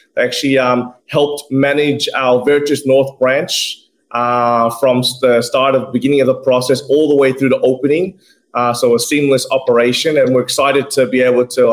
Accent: Zamboanga City, Zamboanga Peninsula, Philippines; now in Australia; It's our hometown. It's my hometown

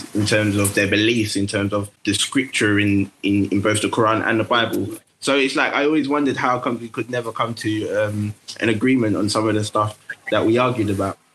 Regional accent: London, United Kingdom; I grew up in Tower Hamlets

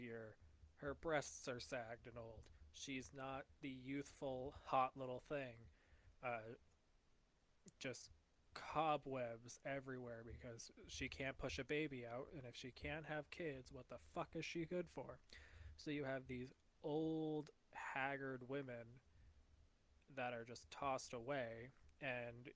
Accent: United States; accent: American; in my American accent

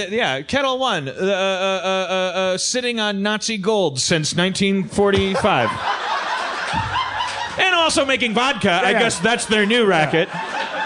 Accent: California, United States; I'm from California. I love California.

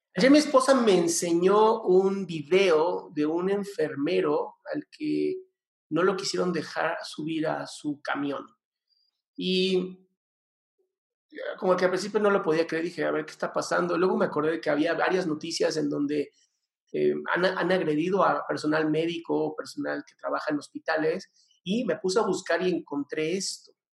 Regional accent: Mexico; soy mexicano y amo mi país

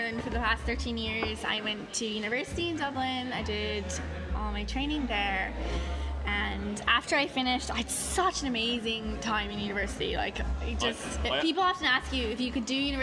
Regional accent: Canada; moved away; home in Canada and my friends

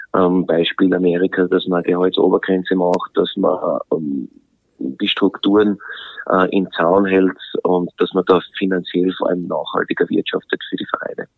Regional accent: Graz, Styria, Austria; also born or lived in Vienna, Austria / England; als Grazer

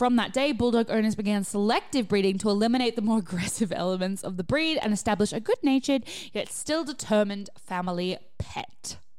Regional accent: Israel; I'm from Israel.

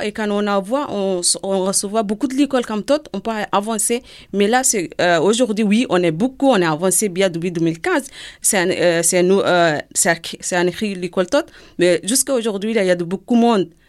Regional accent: Sudan; French is a second language; moved away as an adult; also born or lived in Lebanon; now in France; j'ai quitté le Soudan en 2003

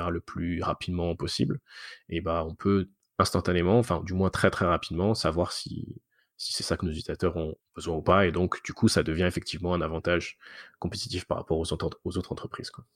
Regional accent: France; moved away as an adult; now in Montreal, Canada; je suis français à la base, mais ça fait maintenant 11 ans que je suis, que je suis à Montréal

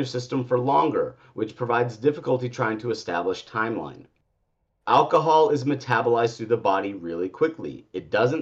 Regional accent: Colorado, United States; Colorado, my home state.

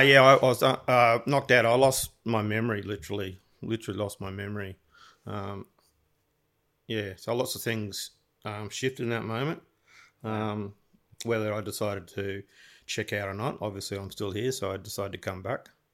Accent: Gold Coast, Queensland, Australia; growing up on the Gold Coast, everyone generally is, like, suntanned

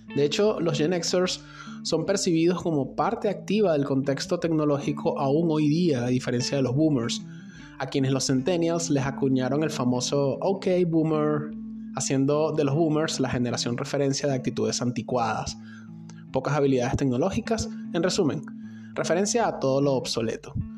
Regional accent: Venezuela; al otro lado de la frontera de mi país

